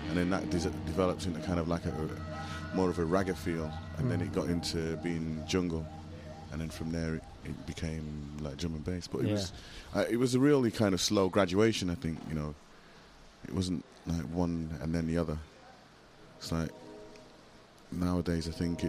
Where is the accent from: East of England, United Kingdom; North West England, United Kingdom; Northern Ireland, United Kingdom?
North West England, United Kingdom; Manchester; moved away as an adult; now in New York, United States; I'm from Manchester in England